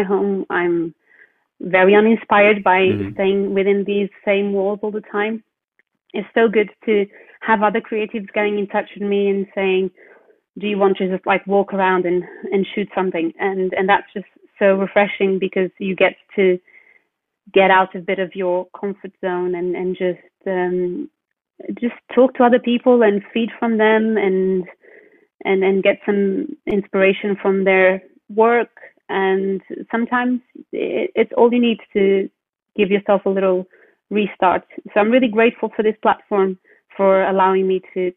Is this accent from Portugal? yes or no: yes; Portugal; now in United Kingdom; growing up in Portugal, being one of the sunniest countries in Europe